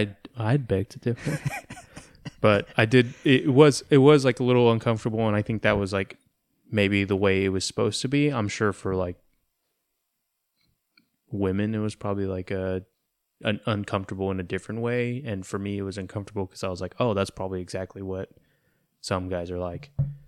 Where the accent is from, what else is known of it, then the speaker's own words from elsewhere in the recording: Austin, Texas, United States; Yeah, I'm from Austin.